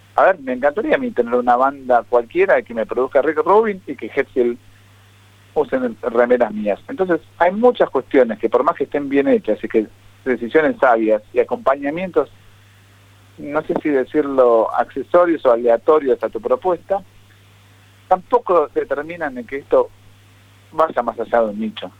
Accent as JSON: {"language": "Spanish", "country": "Argentina", "said": "somos argentinos"}